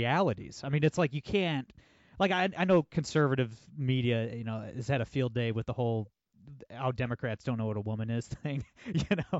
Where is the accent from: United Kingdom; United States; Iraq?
United States; Northwest Ohio; I'm, I'm from Northwest Ohio. I'm from the Rust Belt